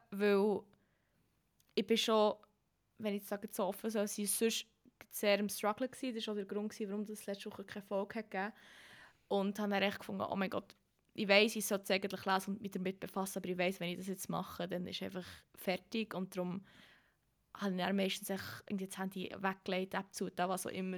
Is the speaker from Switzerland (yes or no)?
yes; Emmental, Bern, Switzerland; accent: Emmentaler Berndeutsch; ich die Einzige bin aus dem Emmental